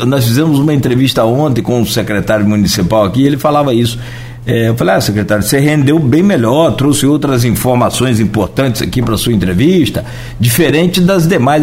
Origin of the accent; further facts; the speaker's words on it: Italva, Rio de Janeiro, Brazil; moved away; na cidade de Italva, minha cidade natal. É, tem minha família lá até hoje